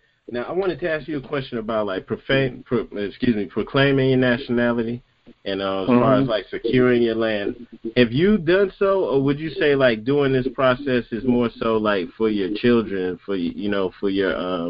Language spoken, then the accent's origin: English; Memphis, Tennessee, United States; So I grew up in Memphis.